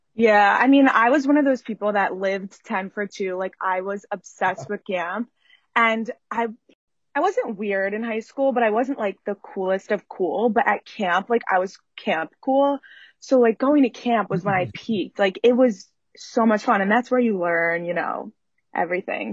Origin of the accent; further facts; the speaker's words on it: Philadelphia, Pennsylvania, United States; also born or lived in New York; now in Philadelphia, United States; I'm from Philly